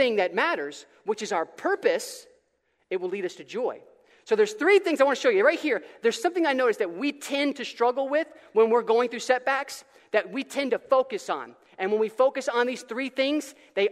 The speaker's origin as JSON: {"language": "English", "region": "Florida", "country": "United States", "said": "I'm from Florida"}